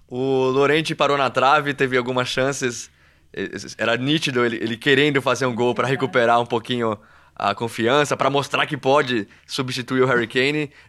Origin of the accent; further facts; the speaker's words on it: Brazil; E eu sou brasileiro